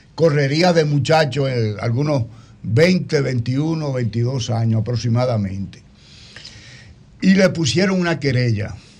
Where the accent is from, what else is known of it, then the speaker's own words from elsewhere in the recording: Baní, Peravia, Dominican Republic; Yo soy nacido y criado en Baní, a una cuadra y media del parque